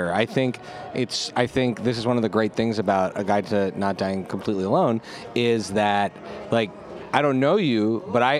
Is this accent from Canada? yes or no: yes; Canada; we're Canadian too